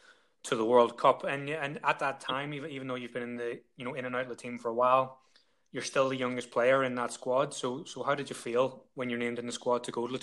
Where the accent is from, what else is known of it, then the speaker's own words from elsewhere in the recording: Ireland; I'm Irish, and I was only 15 when that game was played